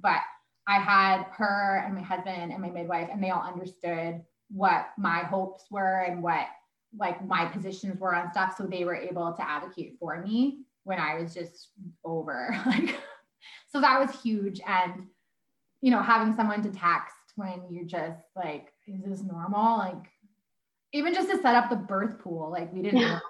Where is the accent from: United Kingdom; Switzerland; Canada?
Canada; Sherwood Park, Alberta; moved away as an adult; also born or lived in Vancouver; I was raised in Sherwood Park